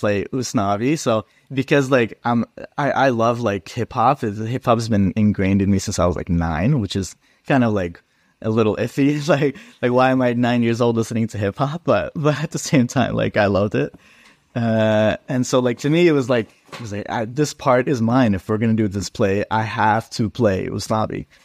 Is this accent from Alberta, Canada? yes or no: yes; Edmonton, Alberta, Canada; I grew up in Edmonton